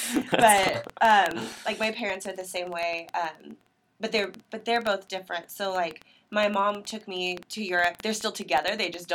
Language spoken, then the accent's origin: English; the Ozarks, United States; We never did those things growing up in the Ozarks